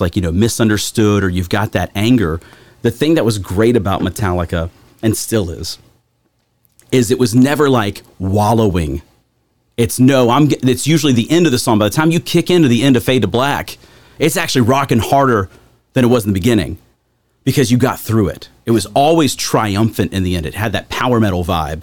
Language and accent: English; Botetourt County, Virginia, United States; also born or lived in Franklin County, Virginia; I'm from Botetourt. I, you know, basically grew up in Botetourt and grew up at my dad's business that was in Cloverdale, Virginia